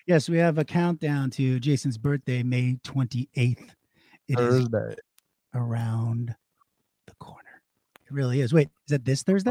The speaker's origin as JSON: {"language": "English", "area": "Long Island", "region": "New York", "country": "United States", "said": "I'm Jewish and from Long Island"}